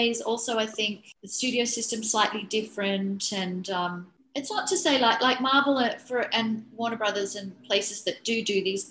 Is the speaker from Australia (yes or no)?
yes; Australia; I was hired as a Australian designer